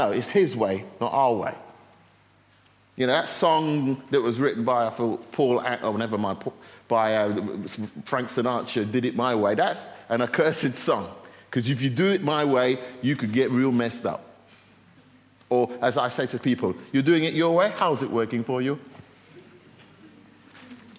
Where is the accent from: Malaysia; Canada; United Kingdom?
United Kingdom; We're British